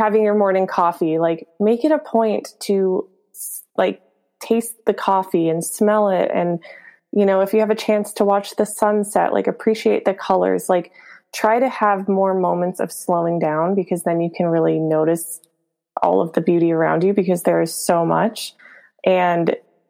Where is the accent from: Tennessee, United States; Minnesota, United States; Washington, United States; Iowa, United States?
Minnesota, United States; moved away as an adult; now in California, United States; I grew up in Minnesota